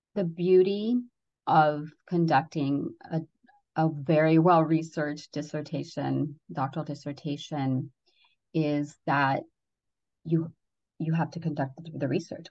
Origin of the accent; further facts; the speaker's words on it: Redondo Beach, California, United States; also born or lived in Ecuador; I immigrated here from Ecuador, South America, and by the time I was eight, we moved into this one area in uh, Southern California in Redondo Beach